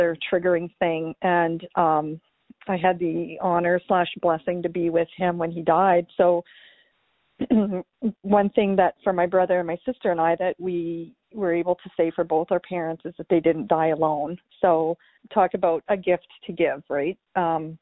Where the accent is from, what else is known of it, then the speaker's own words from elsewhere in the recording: Canada; moved away as an adult; now in California, United States; I am a Canadian living in the U.S.